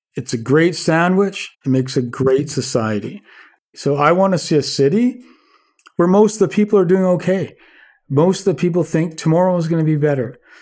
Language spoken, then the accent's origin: English; Vancouver, British Columbia, Canada; I'm born and raised in Vancouver, and been here all my life and lived here all my life.